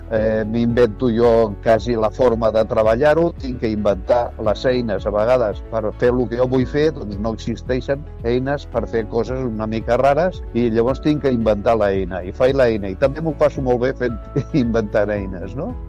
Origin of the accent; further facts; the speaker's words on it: Tarragona, Catalonia, Spain; also born or lived in Altafulla; soc de Tarragona, soc nascut a 1950 a la plaça del Paiol